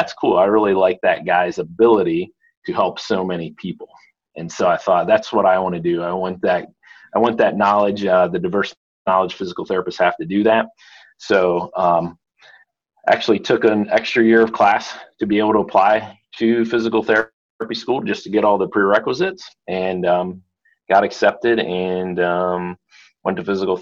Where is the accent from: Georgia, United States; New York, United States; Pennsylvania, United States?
Pennsylvania, United States; I grew up in Pennsylvania, kind of in a real small town